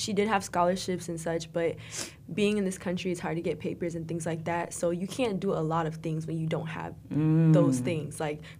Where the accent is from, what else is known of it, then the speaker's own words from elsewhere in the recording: South Florida, United States; moved away as an adult; also born or lived in Broward County area (954); now in Orlando, United States; I'm from South Florida.